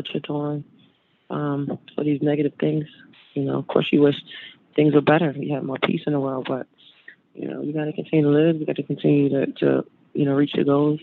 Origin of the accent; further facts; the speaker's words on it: Baltimore, Maryland, United States; I'm from Baltimore, Maryland